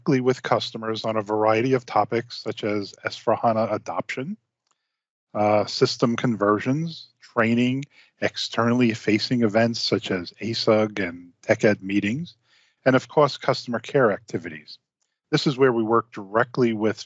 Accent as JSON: {"language": "English", "area": "Long Island", "region": "New York", "country": "United States", "tie": "born or raised there", "moved": "yes", "said": "I grew up on Long Island, New York, and was quite familiar with deep sea fishing"}